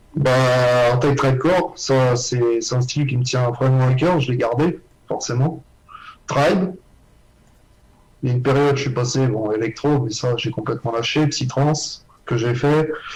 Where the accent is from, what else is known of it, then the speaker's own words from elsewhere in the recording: Guéret, Nouvelle-Aquitaine, France; je viens de Guéret, en oui. perdu au fin fond des bois.